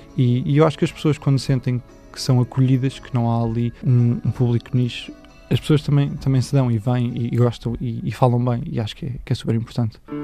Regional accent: Torres Vedras, Portugal; eu venho de Torres

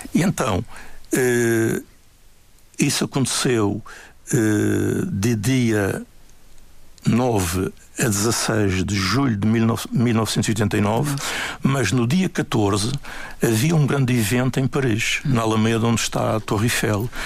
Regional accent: Funchal, Madeira, Portugal; also born or lived in Queimadas, Santana, Madeira; eu nasci nas Queimadas, no Conselho de Santana, um dos muitos lugares idílicos da Madeira. E quando os meus pais vêm para o Funchal, eh, eu estava com um pouco mais de sete anos

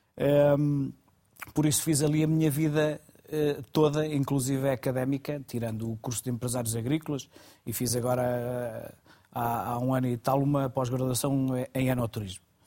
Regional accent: Douro Superior, Norte, Portugal; also born or lived in Guarda; eu nasci, nasci na Guarda, no, no Hospital da Guarda. Pronto, é, na, na, Meda não havia maternidade

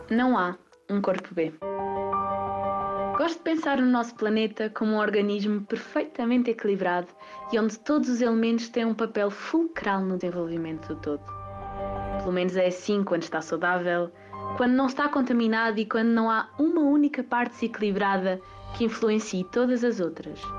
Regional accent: Covilhã, Castelo Branco, Portugal; tenho 15 anos, sou da Covilhã e estou neste momento no nono ano na Escola Básica de São Domingos.

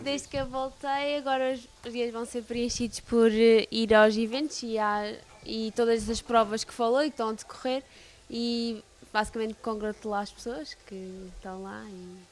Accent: Terra Chã, Azores, Portugal; moved away as an adult; now in Lisbon, Portugal; eu sou natural de Baterrachá uh, tenho 22

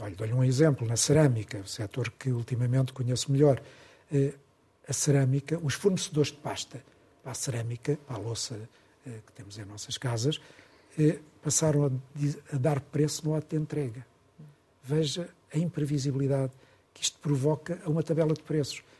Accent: Portugal; nós portugueses

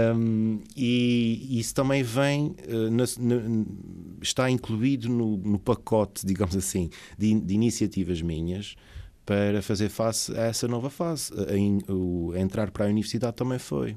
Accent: São Miguel, Azores, Portugal; nascido e criado em São Miguel

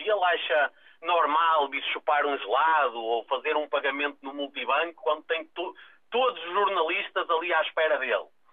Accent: Portugal; Eu não confio nele como português, honestamente acho que é demais.

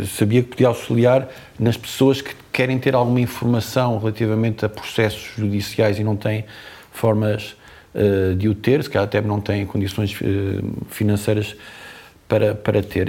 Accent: Azores, Portugal; moved away; also born or lived in Lisbon; a minha terra

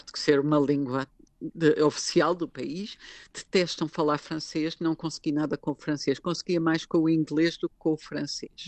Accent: Lisbon, Portugal; moved away as an adult; now in Baden, Switzerland; eu sou de Lisboa

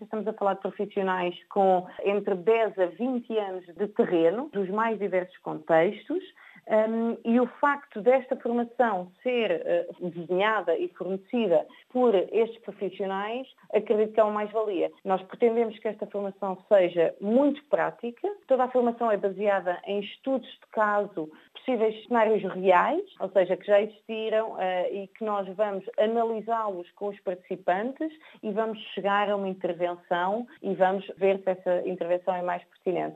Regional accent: Portugal; sou portuguesa

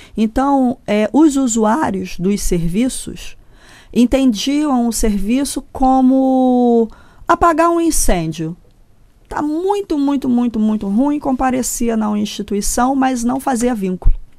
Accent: Brazil; eu, no Brasil, tá? Eu não sou americana, não fui hum. formada nos Estados Unidos

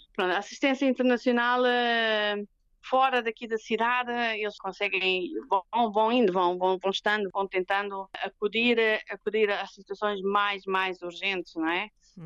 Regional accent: Ericeira, Lisbon, Portugal; moved away as an adult; also born or lived in Italy / Kenya; now in Wau, South Sudan; é a minha terra natal. Sou, sou natural da Iriceira

